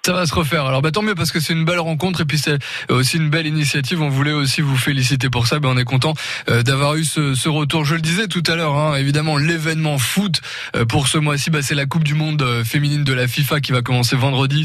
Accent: Côte-d'Or, Bourgogne-Franche-Comté, France; chez nous en Côte d'Or

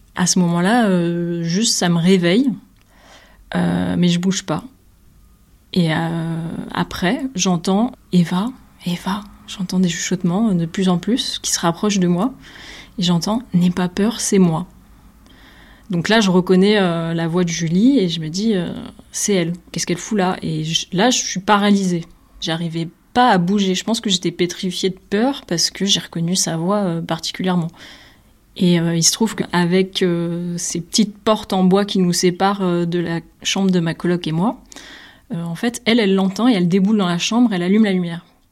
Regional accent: Nîmes, Occitania, France; moved away as an adult; now in Brussels, Belgium; Je suis originaire de Nîmes

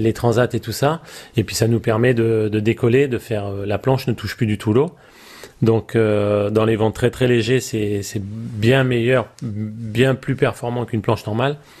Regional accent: Île de Ré, Nouvelle-Aquitaine, France; c'est la famille, toute la famille est d'ici. Euh, j'ai mes amis aussi ici, et je suis français

